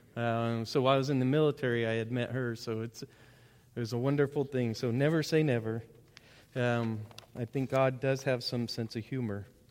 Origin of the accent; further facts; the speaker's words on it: Bentonville, Arkansas, United States; I grew up in Bentonville